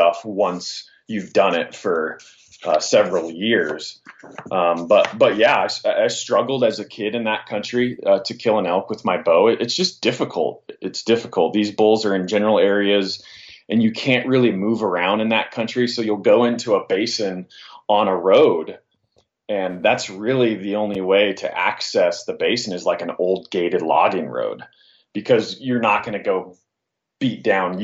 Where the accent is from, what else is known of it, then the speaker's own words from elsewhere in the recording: Northwest Montana, United States; I grew up in Northwest Montana, and I hunted up there, around the Flathead Valley country